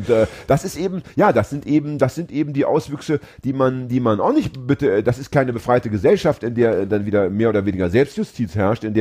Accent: Hamburg, Germany; wir haben jetzt gerade aufgedeckt, dass ich als Hamburger ohne Internetzugang und ohne Computertechnik keinen Termin mehr beim Amt bekomme

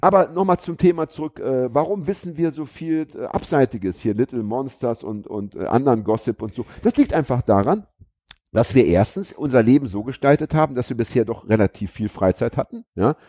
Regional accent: Braunschweig, Lower Saxony, Germany; now in Hamburg, Germany; Ich bin ja in Braunschweig groß geworden

